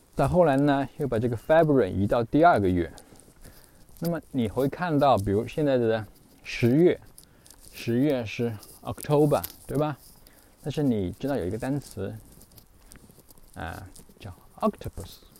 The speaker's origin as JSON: {"language": "Chinese", "country": "China", "said": "那我们中国人不需要记这些乱七八糟的东西"}